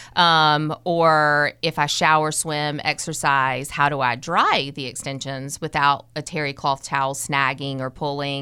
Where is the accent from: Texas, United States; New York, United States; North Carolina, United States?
North Carolina, United States; Kernersville; I, I grew up in Kernersville, North Carolina